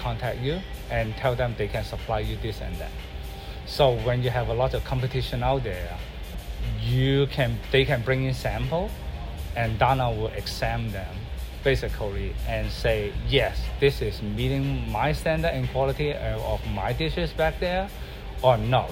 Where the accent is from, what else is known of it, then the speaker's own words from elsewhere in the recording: Hong Kong; now in Mercer Island, United States; I grew up in Hong Kong